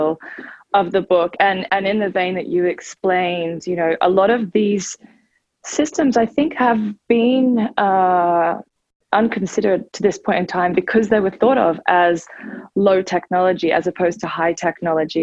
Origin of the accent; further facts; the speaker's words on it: Australia; moved away as an adult; now in United States; I'm originally actually from Australia, and I moved here 14 years ago to come to Harvard